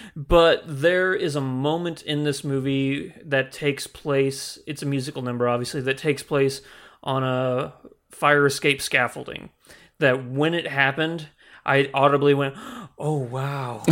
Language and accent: English; the Ozarks, United States; Growing up in the Ozarks, everything is so spread out and very secluded.